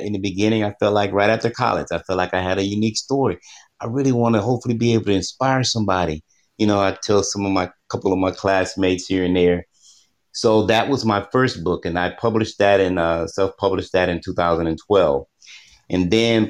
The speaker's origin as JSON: {"language": "English", "region": "Texas", "country": "United States", "tie": "born or raised there", "said": "growing up in Texas, where it gets very humid."}